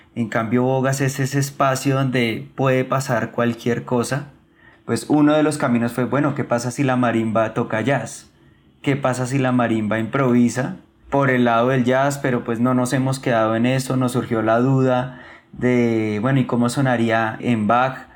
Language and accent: Spanish; Bogotá, Colombia; yo soy un hijo de Nueva Cultura, yo estudié toda mi infancia allí